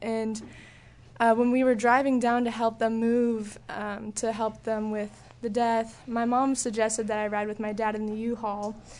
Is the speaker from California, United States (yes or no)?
yes; Southern California, United States; moved away as an adult; also born or lived in Texas; I was in SoCal, so I grew up there my whole life